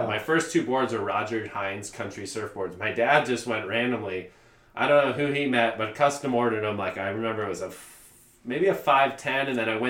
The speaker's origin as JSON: {"language": "English", "town": "Garden Grove", "region": "California", "country": "United States", "tie": "born or raised there", "also_born_or_lived": "Long Beach, California", "said": "I born in Long Beach, okay. Memorial. Okay. Grew up in Garden Grove."}